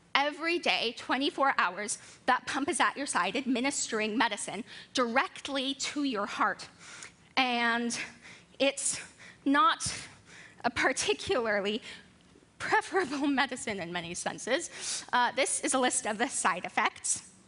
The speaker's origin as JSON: {"language": "English", "region": "Colorado", "country": "United States", "tie": "born or raised there", "also_born_or_lived": "Baltimore", "moved": "yes", "said": "I come from Colorado. It's a mile high, and I grew up there with my 10 brothers and sisters and two adoring parents"}